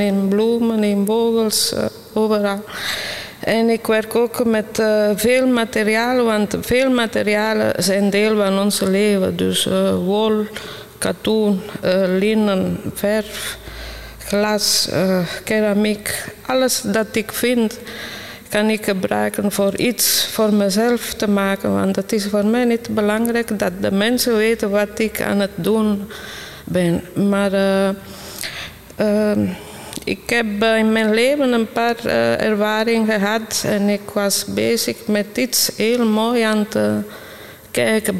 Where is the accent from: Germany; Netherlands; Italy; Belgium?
Italy; moved away; ik kom van Italië. Dus ik ben al eh, vroeg begonnen met schilderen. Ik was klein. En ik was, ik was in Italië elke dag geconfronteerd met schoonheid